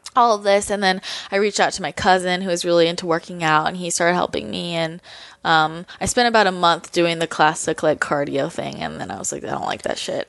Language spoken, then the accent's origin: English; Belmont, California, United States; moved away as an adult; now in Los Angeles, United States; I grew up in Belmont, which is right next to San Mateo